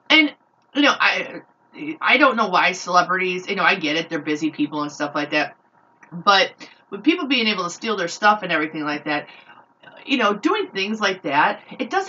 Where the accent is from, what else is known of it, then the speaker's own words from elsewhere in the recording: Chicago, Illinois, United States; I grew up in Chicago, and my neighborhood that I lived in was I would say 70 to 80% African American, and we had it was a pretty good mix.